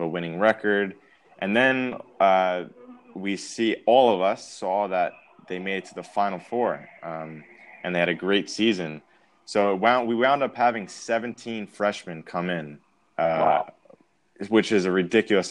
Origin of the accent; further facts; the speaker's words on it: Massapequa Park, New York, United States; moved away as an adult; also born or lived in Mongolia; now in Hamburg, Germany; I'm from Massapequa Park, New York, uh, Long Island